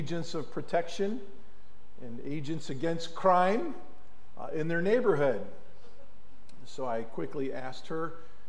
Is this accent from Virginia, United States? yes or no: no; Mentor-on-the-Lake, Ohio, United States; We grew up on Marine Parkway here in Menor on the Lake, Ohio